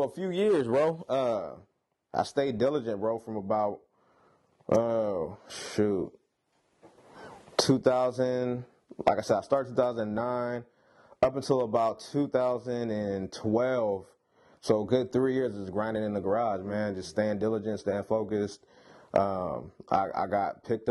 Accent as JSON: {"language": "English", "town": "Sacramento", "region": "California", "country": "United States", "tie": "born or raised there", "said": "from Sacramento"}